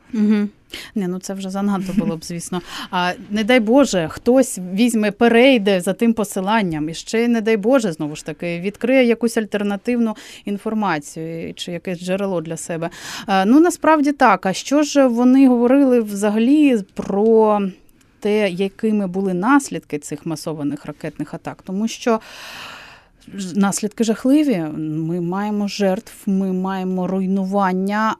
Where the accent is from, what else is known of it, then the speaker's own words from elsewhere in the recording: Crimea, Ukraine; moved away; Я з Криму сама